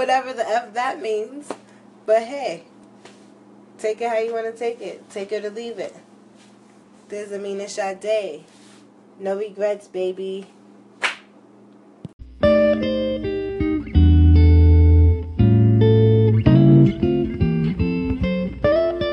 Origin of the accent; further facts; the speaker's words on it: United States; My nationality is American.